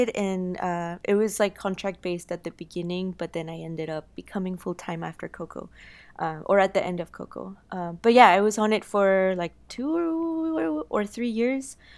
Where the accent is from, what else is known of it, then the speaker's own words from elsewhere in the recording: Guanajuato, Mexico; wow, like, yeah, I'm from Mexico. I'm from one, you know, Guanajuato, which is a town that inspired a lot of uh, like the uh, world of the dead.